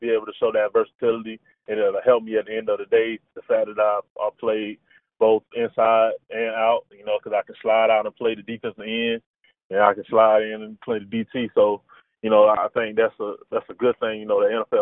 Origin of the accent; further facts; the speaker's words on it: Carrollton, Georgia, United States; I'm from Carrollton, Georgia, man. I grew up at Carrollton